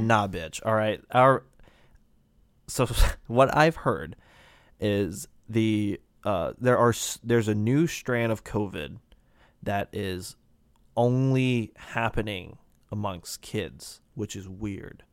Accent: United States; me being an American

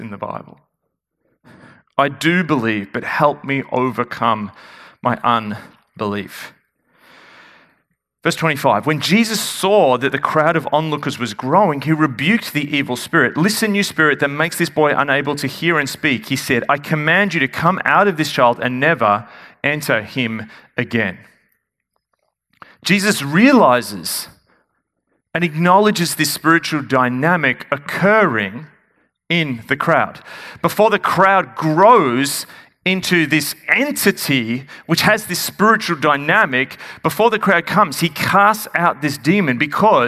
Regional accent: Melbourne, Victoria, Australia; I'm from Melbourne.

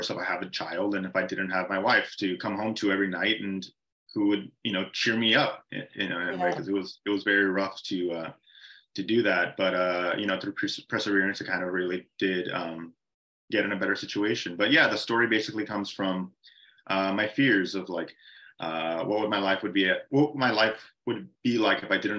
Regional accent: Mission, Texas, United States; moved away as an adult; also born or lived in San Antonio, Texas; I'm from Mission, Texas, which is a border town of Mexico.

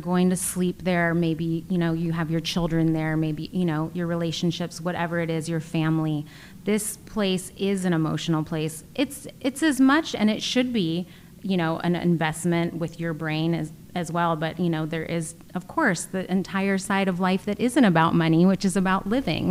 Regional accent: East Bay, California, United States; moved away as an adult; also born or lived in China; I am a California girl, uh, born and raised in the East Bay

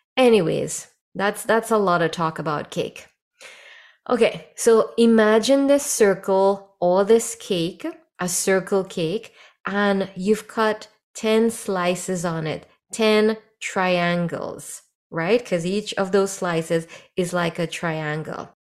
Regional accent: Trinidad & Tobago; moved away; when I was growing up in Trinidad

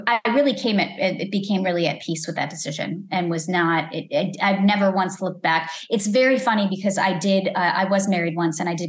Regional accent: Lombard, Illinois, United States; moved away as an adult; also born or lived in Elmhurst, Illinois; now in Los Angeles, United States; I grew up in Lombard, Illinois, and I went to school in Elmhurst, Illinois

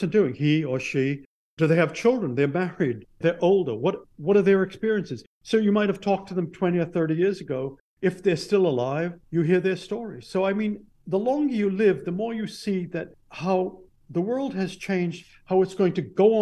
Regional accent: Bedford, Massachusetts, United States; my hometown of Bedford, Massachusetts

